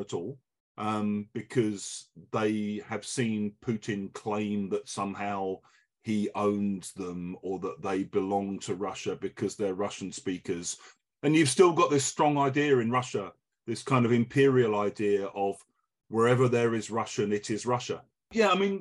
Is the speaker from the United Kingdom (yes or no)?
yes; England, United Kingdom; as an English person